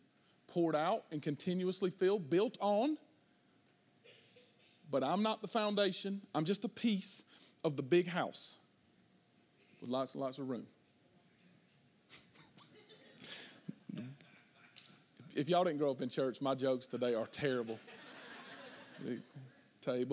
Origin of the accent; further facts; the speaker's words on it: the South, United States; we're from the South